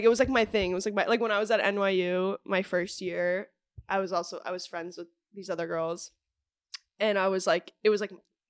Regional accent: New York City, New York, United States; I'm growing up in the city because I'm, like, born and raised in New York.

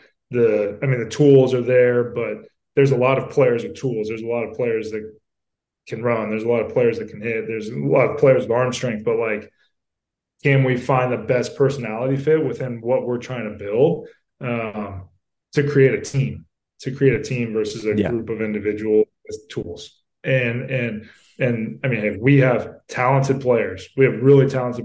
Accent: Southern California, United States; I'm from Southern California and know this area pretty well

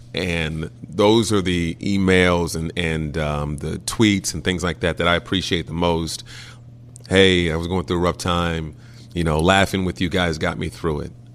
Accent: Indianapolis, Indiana, United States; also born or lived in Vincennes, Indiana; my hometown

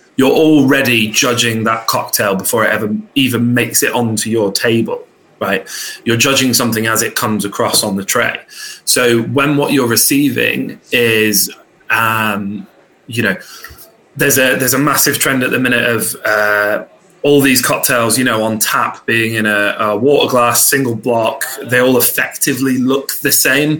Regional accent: Luton, East of England, United Kingdom; originally I was born in Luton, so I come from a very working class background

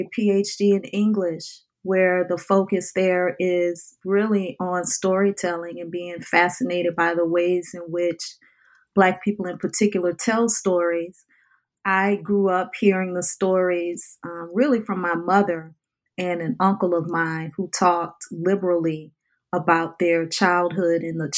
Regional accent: New Orleans, Louisiana, United States; water is part of my DNA in terms of how I lived a life growing up in the New Orleans area

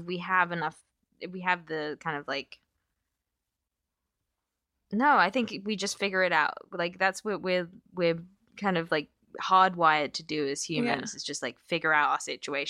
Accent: Pittsburgh, Pennsylvania, United States; moved away as an adult; now in California, United States; And you know, we moved to the States, and, you know, it's, and then I moved even further away. Like, yeah. I moved from Pittsburgh to California. My parents are still in Pittsburgh.

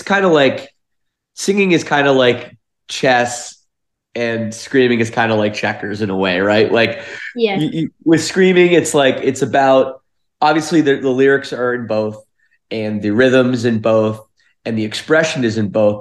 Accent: Toronto area, Ontario, Canada; we're from the Toronto area of Canada

